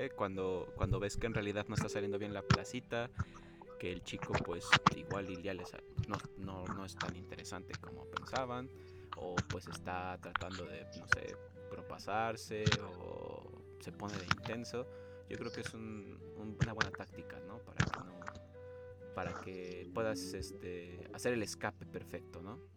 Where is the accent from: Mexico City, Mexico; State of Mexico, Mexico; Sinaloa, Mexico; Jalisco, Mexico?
Mexico City, Mexico; Yo soy de la ciudad. Y nosotros aquí en la ciudad estamos acostumbrados a que pues el transporte no tarda tanto para poder ir de un lugar a otro